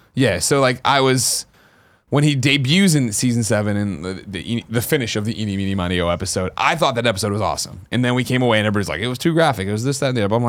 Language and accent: English; Glen Ellyn, Illinois, United States; moved away; I'm from Glen Ellen